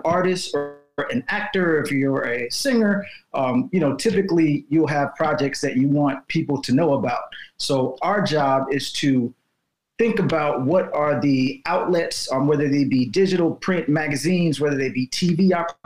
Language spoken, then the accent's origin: English; Chicago, Illinois, United States; moved away as an adult; also born or lived in Evanston, Illinois; now in Los Angeles, United States; I'm from Chicago, born and raised in Chicago